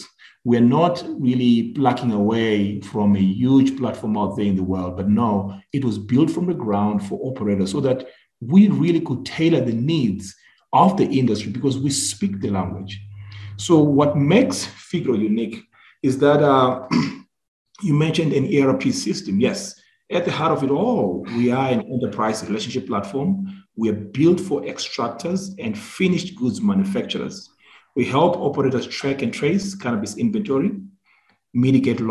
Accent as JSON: {"language": "English", "country": "Zimbabwe", "also_born_or_lived": "Philadelphia, Pennsylvania, United States", "moved": "yes", "said": "I'm originally from Zimbabwe"}